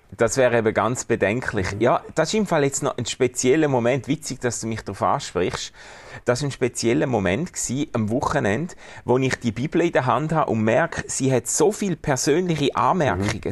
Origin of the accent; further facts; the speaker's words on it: Schaffhausen, Switzerland; Ich komme ja aus Schaffhausen